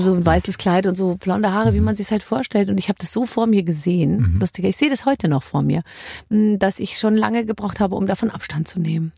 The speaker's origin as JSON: {"language": "German", "town": "Munich", "region": "Bavaria", "country": "Germany", "said": "Ich komme aus München"}